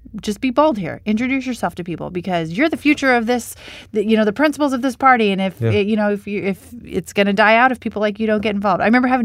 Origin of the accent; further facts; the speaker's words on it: Hawkinson, Washington, United States; And I'm like, nope, I'm from Hawkinson. And believe it or not, there was confusion and drama around that. But it's located in the east side of Clark County is where I grew up.